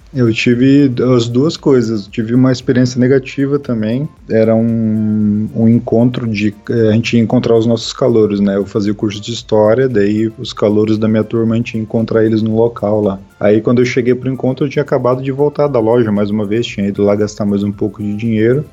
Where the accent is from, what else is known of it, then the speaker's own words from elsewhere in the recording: Santa Catarina, Brazil; also born or lived in Foz do Iguaçu, Paraná, Brazil; quando eu tinha 10 anos, a gente veio embora para Santa Catarina